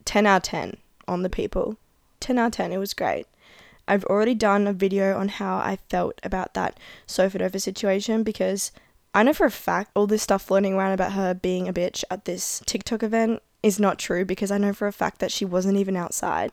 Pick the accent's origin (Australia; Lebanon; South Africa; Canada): Australia; Adelaide, South Australia